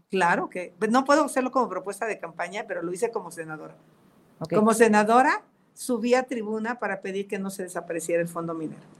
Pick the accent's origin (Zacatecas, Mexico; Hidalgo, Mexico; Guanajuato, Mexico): Hidalgo, Mexico; Tepatepec; Vengo de Catepec, soy una mujer de esfuerzo.